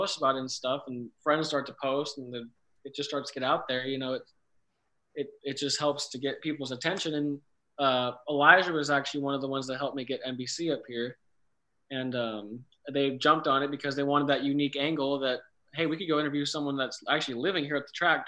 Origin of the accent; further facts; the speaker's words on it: California, United States; moved away as an adult; now in Charlotte, United States; I grew up in California